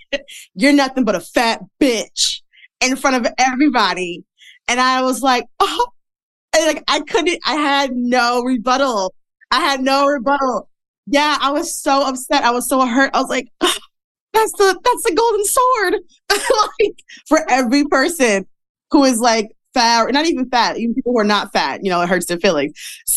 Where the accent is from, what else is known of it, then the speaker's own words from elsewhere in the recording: Midwest, United States; I am from the Midwest. So, you know, in the Midwest, back in the day, I don't know about now, but fat women did not dress up.